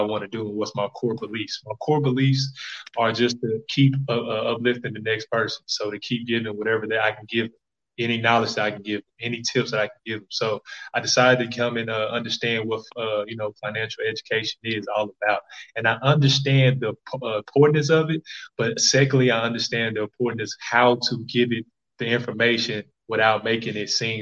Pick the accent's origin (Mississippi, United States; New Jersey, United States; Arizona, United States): Mississippi, United States; Jackson; now in California, United States; I came back to the city of Jackson, Mississippi. I was raised by my grandparents, North Jackson